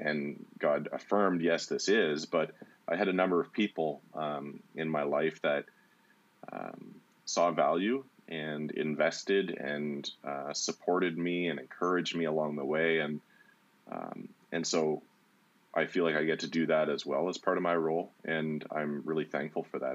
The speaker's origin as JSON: {"language": "English", "town": "Walkerton", "region": "Ontario", "country": "Canada", "tie": "born or raised there", "also_born_or_lived": "Brantford, Ontario / Hanover, Ontario", "said": "I moved to uh, Walkerton when I was 10 years old. My mom remarried, and um, and then it was mostly like I spent my teenage years in Walkerton, Hanover area"}